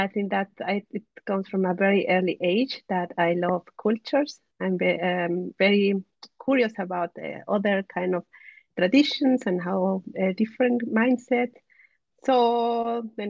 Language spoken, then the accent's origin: English; Mexico; now in Germany; I'm originally from Mexico. I'm living currently in Germany for the last 3 months.